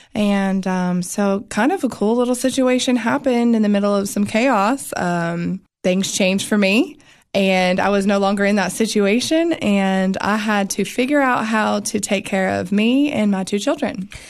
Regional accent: Florida, United States; moved away; also born or lived in North Carolina; so I was born in North Carolina, and then I was raised in Florida for my older years is what I always tell people, like my high school days.

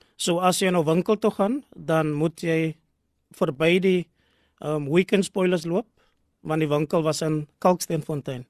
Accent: Cape Town, Western Cape, South Africa; now in Gordon's Bay, South Africa; ek is gebore in Bishoblawes

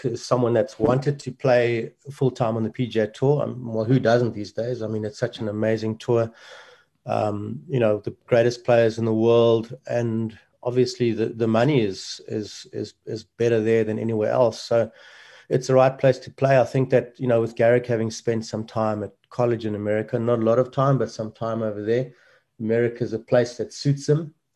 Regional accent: South Africa; a small country like ours

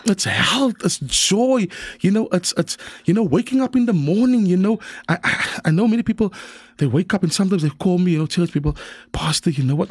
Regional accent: Cape Town, Western Cape, South Africa; I was born in District Six

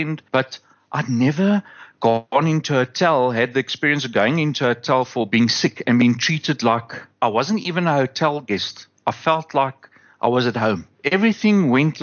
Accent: South Africa; as a South African

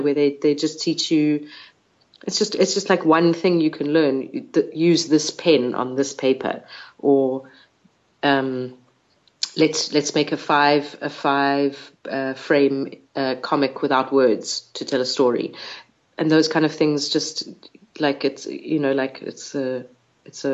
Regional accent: South Africa; I'm a South African Jew.

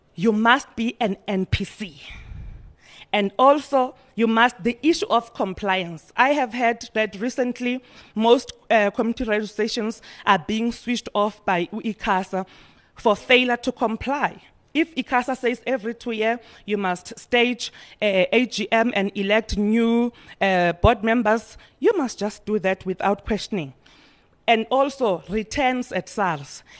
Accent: Eastern Cape, South Africa; We are coming from Norway, which is in the East, Eastern Cape.

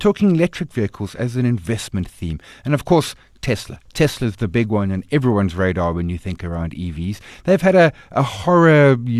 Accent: South Africa; It's difficult, particularly as a South African investor with Naspers Process / Tencent

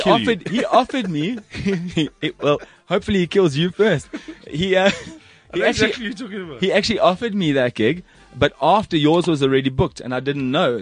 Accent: Durban, KwaZulu-Natal, South Africa; moved away; I'm from Durban originally.

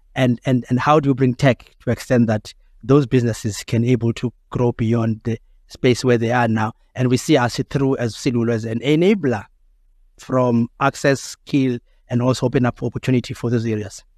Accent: South Africa; we still have that as South African

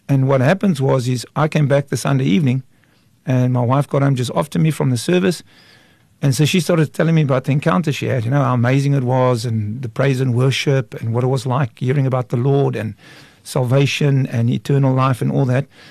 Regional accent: Kraaifontein, Western Cape, South Africa; I grew up in Kraaifontein till the age of 16.

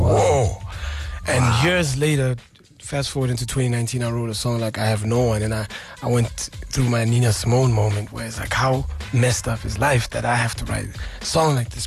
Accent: South Africa; being a South African man

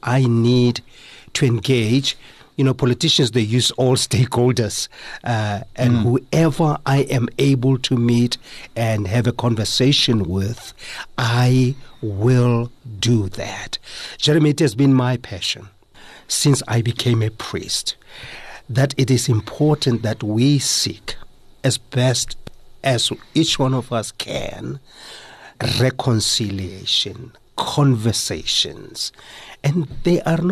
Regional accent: South Africa; as a South African and a Motswana guy

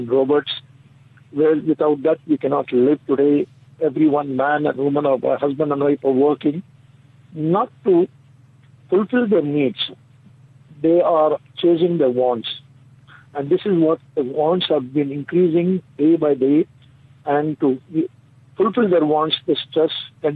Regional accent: Bangalore, Karnataka, India; from Bangalore city of India

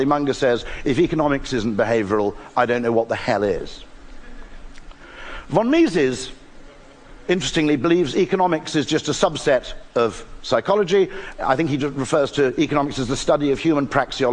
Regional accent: United Kingdom; I'm British

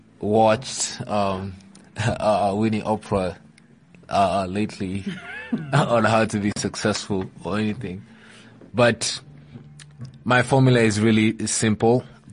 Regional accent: Kakamega, Kakamega County, Kenya; also born or lived in Eldoret; No, I'm not. I'm from, I was born in Eldoret, but I'm from Kakamega.

